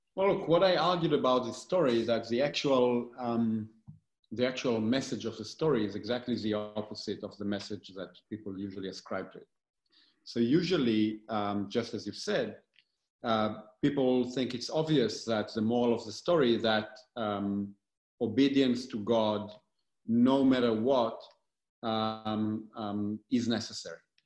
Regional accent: Galilee, Northern District, Israel; moved away as an adult; also born or lived in Tel Aviv / New Haven / Berlin / Heidelberg; now in New York City, United States; I born and raised in Israel. I, uh, um, I grew up in the Galilee, in a very small place on a mountain in the Galilee

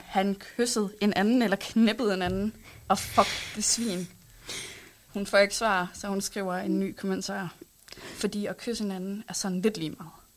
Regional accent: Hals, North Denmark Region, Denmark; jeg kommer fra Hals. Det er sådan en lille by, der ligger øh, nord for øh, Aalborg

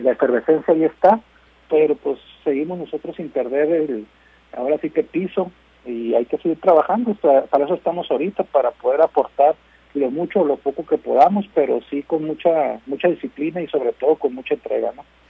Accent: Mexico; nosotros como mexicanos

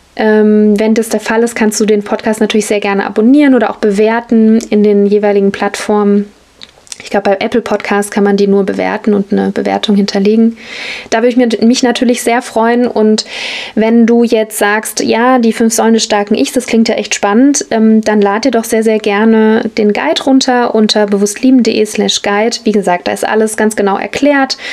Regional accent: Germany; als Deutsche oder Westlerin, Europäerin

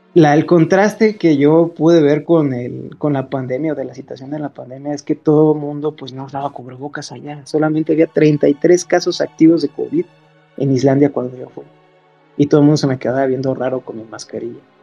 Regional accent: Salvatierra, Guanajuato, Mexico; yo soy de Salvatierra

